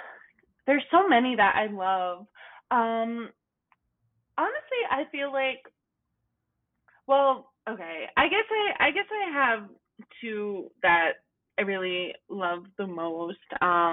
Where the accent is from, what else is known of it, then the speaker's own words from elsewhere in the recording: Toms River, New Jersey, United States; also born or lived in Virginia / New York; Yeah, I'm from Toms River. I went to college in Virginia, and then my parents had like moved down south